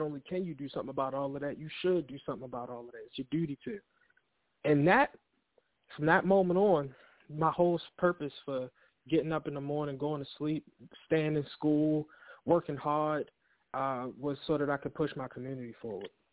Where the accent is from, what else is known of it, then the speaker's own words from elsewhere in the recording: Baltimore, Maryland, United States; born and raised in Baltimore City, East Baltimore